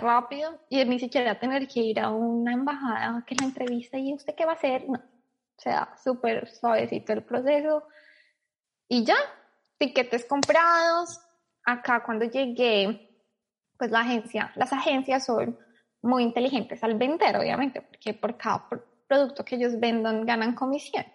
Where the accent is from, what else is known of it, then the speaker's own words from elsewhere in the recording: Bogotá, Colombia; moved away as an adult; now in Sydney, Australia; soy de Bogotá, Colombia